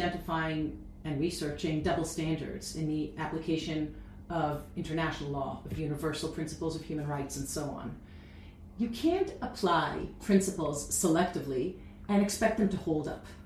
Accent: Canada; now in Israel; as Canadian, and I'm both

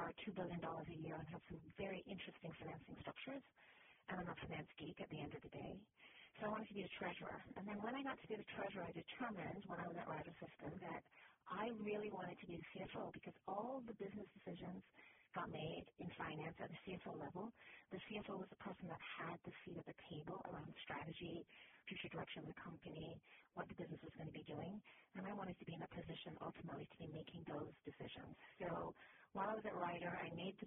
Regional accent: Jamaica; moved away; also born or lived in Canada / Miami; I'm originally from Jamaica, went to university in Canada

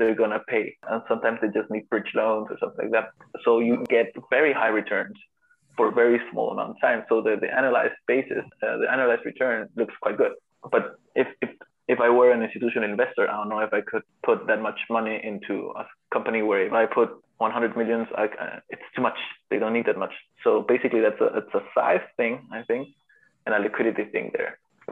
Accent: Peru

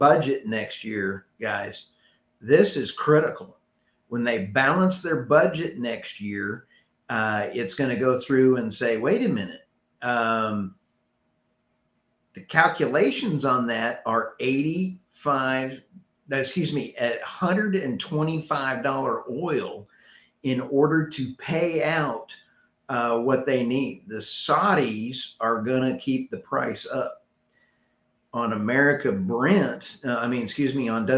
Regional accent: Texas, United States; I'm from Texas with an OSU background

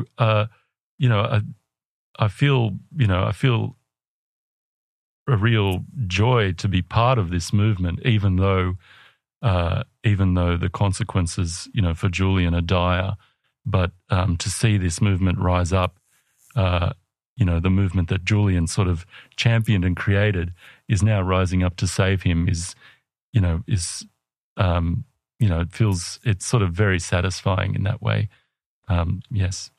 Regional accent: Australia; I'm an Australian

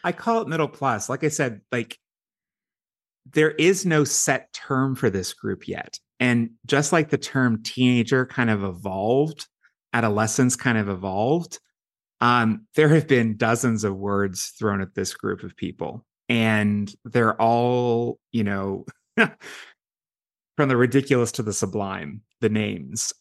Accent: Pittsburgh, Pennsylvania, United States; now in Washington, D.C., United States; my hometown of Pittsburgh

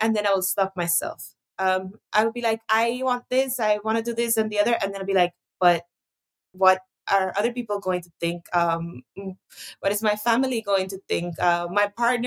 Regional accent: Costa Rica; growing up in Costa Rica, we grew up privileged in the sense that there wasn't any censorship per se

